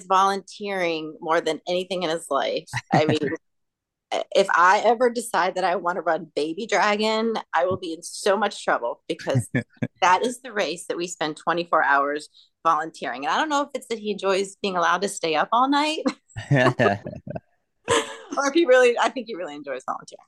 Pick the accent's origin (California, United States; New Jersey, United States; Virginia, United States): Virginia, United States; Pilot; I grew up in Pilot, Virginia, which is okay. A tiny, tiny little town close to Virginia Tech